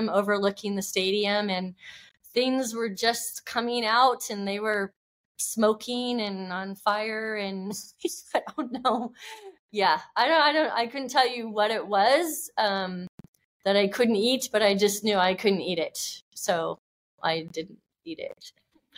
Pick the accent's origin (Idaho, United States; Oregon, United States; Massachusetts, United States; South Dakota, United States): Oregon, United States; moved away; also born or lived in California; I grew up in Oregon, and we'd always go camping